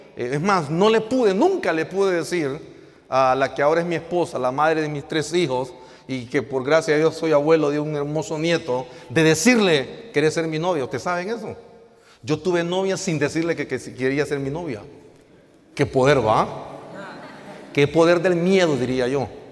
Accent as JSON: {"language": "Spanish", "town": "El Progreso", "region": "Yoro", "country": "Honduras", "lives_now": "La Lima, Honduras", "said": "somos originarios del Progreso Lloro, asignados ministerialmente en la ciudad de La Lima"}